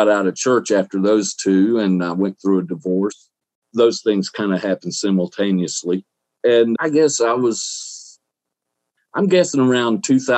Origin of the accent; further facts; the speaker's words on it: Southeast Alabama, United States; also born or lived in Ozark, Alabama / Daleville, Alabama / Clayhatchee, Alabama; now in Florida, United States; Alabama, Southeast Alabama, near Dothan. I was born in Ozark, raised, went to school in Delville